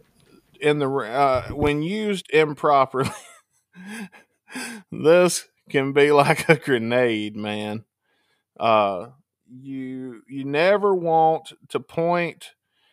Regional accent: Mississippi, United States; when I was a kid growing up in Mississippi

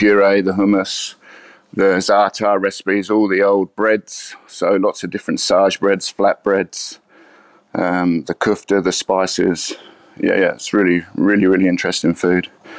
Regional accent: East of England, United Kingdom; So I'm from England, from Essex, and I was very lucky as a kid.

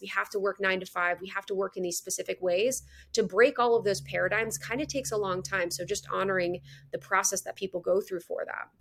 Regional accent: Midwest, United States; moved away; also born or lived in Chicago; I'm from the Midwest

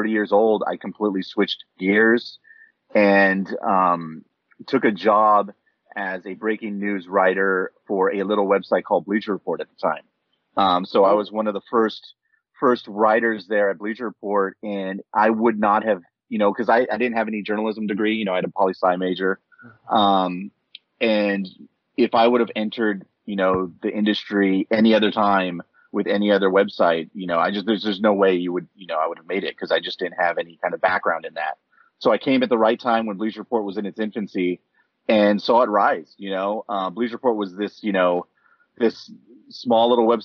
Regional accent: West Covina, California, United States; also born or lived in Berkeley, California; I grew up in West Covina, which is, you know, a suburb outside of downtown Los Angeles

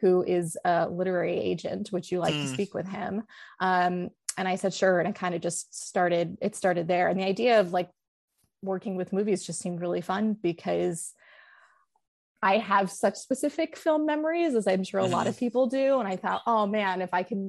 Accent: Los Angeles, California, United States; I'm from Los Angeles, like literally born and raised like next to UCLA

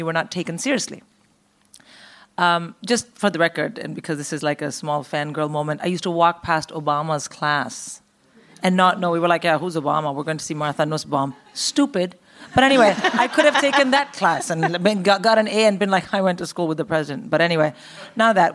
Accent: India; moved away; also born or lived in Philippines / United States; I grew up in India

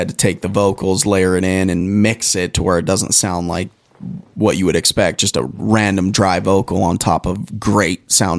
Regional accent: Pueblo, Colorado, United States; I'm from Pueblo.

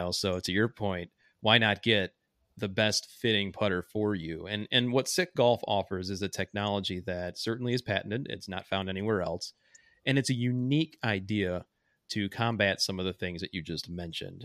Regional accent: Joliet, Illinois, United States; I worked at a private club in my hometown. Um, I call the club a different name in the book, but I think it's safe to say that since the, the country club is no longer around, uh, it was Joliet Country Club

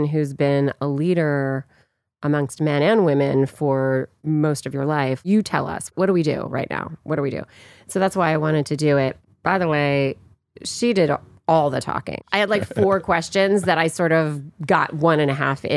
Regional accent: Virginia, United States; moved away; also born or lived in New York; We're both from Virginia. We both played Dolly and Hello Dolly when we were 16

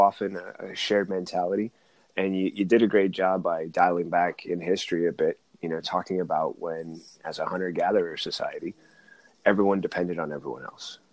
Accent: Oakland, California, United States; I'm from California, Oakland side

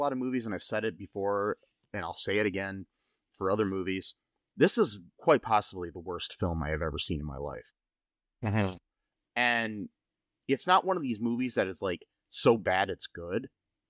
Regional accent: United States; as an American, cannot pronounce.

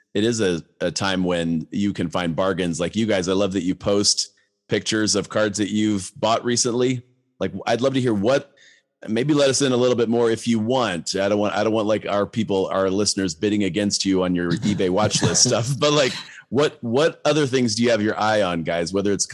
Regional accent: Akron, Ohio, United States; I'm from Akron.

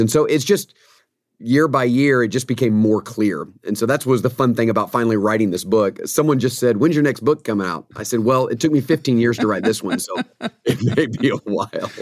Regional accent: Atlanta, Georgia, United States; I grew up in the Atlanta, Georgia area

